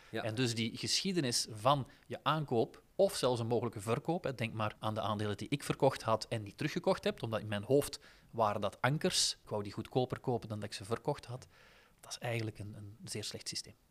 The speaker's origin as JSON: {"language": "Dutch", "region": "Flanders", "country": "Belgium", "said": "We zijn eerder geneigd om daarin te investeren, als Vlaming"}